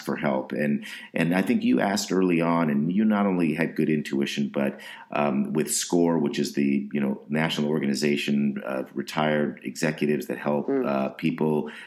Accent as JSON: {"language": "English", "region": "West Coast", "country": "United States", "tie": "born or raised there", "said": "I grew up on the West Coast"}